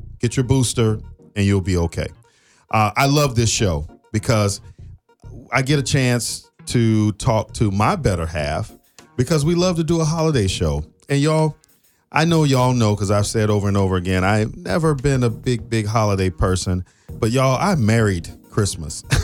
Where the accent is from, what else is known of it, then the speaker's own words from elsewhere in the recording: South Florida, United States; I grew up in South Florida, and it's not cold in South Florida